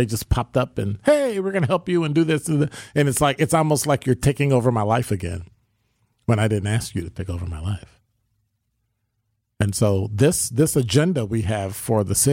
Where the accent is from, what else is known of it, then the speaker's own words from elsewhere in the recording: Chicago, Illinois, United States; I'm from Chicago. Cop for 29 years